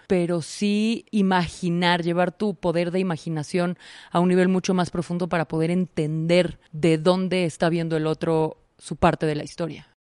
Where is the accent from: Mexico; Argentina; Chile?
Mexico; en nuestro caso particular como mexicanos